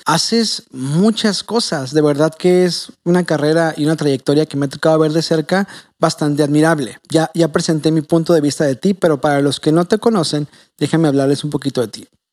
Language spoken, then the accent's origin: Spanish; Tijuana, Baja California, Mexico; Yo sí soy de aquí de Tijuana, nacido y criado